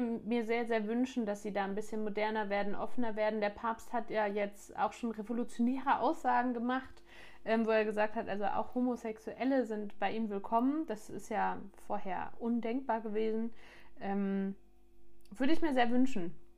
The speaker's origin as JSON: {"language": "German", "country": "Germany", "said": "bei uns in Deutschland"}